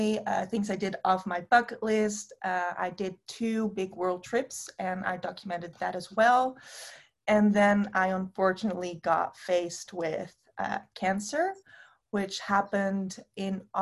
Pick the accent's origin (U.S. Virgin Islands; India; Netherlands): Netherlands; I'm from the Netherlands